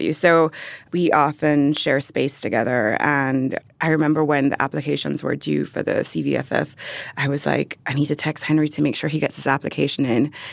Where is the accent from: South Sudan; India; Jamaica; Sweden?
Jamaica; born or raised there; moved away